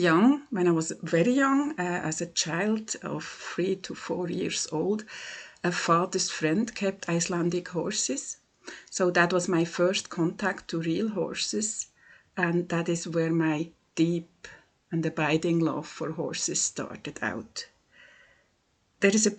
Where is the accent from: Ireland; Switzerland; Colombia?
Switzerland; English is a second language; from Switzerland